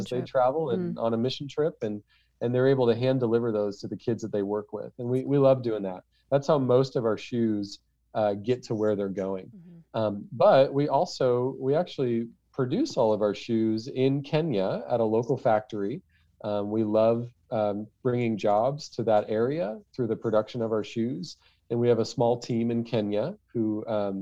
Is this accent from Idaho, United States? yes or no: yes; Nampa, Idaho, United States; I'm a normal kid from Nampa